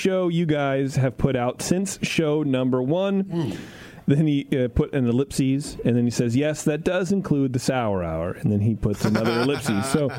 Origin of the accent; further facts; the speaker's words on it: Wisconsin, United States; I'm from Wisconsin, and we don't all sound like that. In fact, I have a very deep voice.